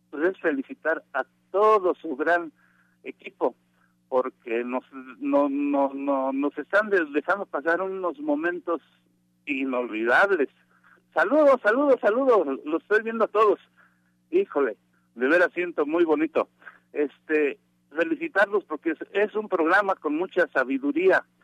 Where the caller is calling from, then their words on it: State of Mexico, Mexico; En el estado de México.